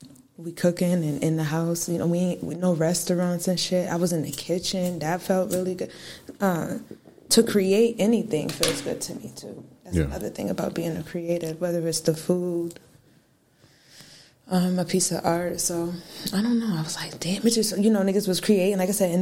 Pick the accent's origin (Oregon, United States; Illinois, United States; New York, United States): New York, United States; Syracuse; I am from Syracuse, New York. My parents were in the military, though, so we moved around a lot. I moved back here. I was born here, right across. Moved when I was three, and then I came back in eighth grade.